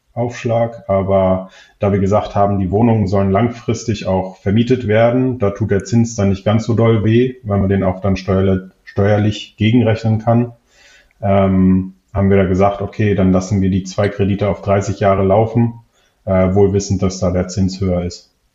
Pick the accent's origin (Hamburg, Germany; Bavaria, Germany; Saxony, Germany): Hamburg, Germany; moved away as an adult; now in Wiesbaden, Germany; Ich komme ursprünglich eigentlich aus Hamburg, beziehungsweise habe da lange gelebt, ähm, bin für die Liebe quasi nach Wiesbaden gezogen